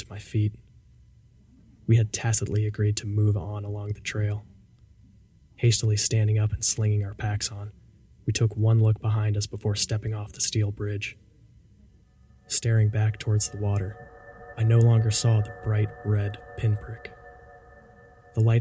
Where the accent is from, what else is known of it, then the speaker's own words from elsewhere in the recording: Fredericksburg, Virginia, United States; moved away; Fredericksburg, Virginia, my hometown